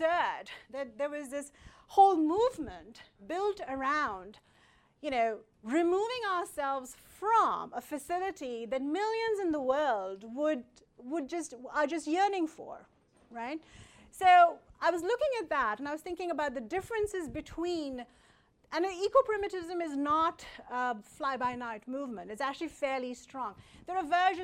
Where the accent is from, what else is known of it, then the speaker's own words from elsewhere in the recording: India; I come from India